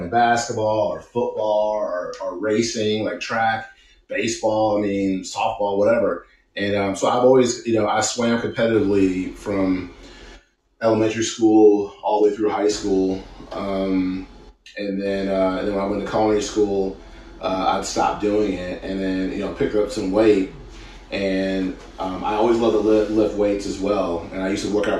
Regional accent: Cleveland, Ohio, United States; now in Florida, United States; I am originally from Cleveland, Ohio

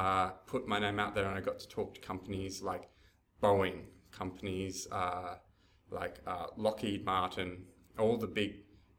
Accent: Townsville, Queensland, Australia; also born or lived in Brisbane; So I grew up in Townsville and then finished my schooling in Brisbane.

